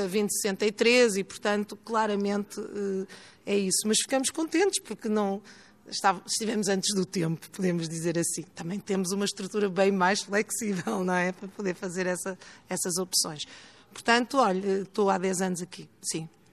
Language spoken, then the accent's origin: Portuguese; Porto, Norte, Portugal; moved away as an adult; now in Lisbon, Portugal; Eu sou do Porto, estudei no Porto, iniciei a minha vida profissional no Porto e no início dos anos 90 vim trabalhar para Lisboa.